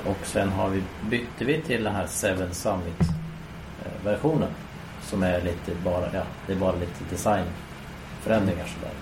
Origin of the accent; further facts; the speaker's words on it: Sweden; jag var nog enda svensk